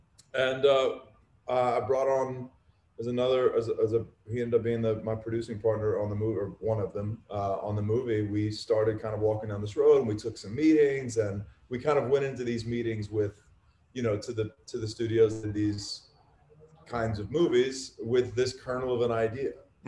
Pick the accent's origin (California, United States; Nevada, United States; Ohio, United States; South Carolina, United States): South Carolina, United States; also born or lived in Mississippi / Florida; We grew up in South Carolina, then we moved to Mississippi, and then we moved to South Florida. So all the Bible Belt stuff checked a lot of those boxes.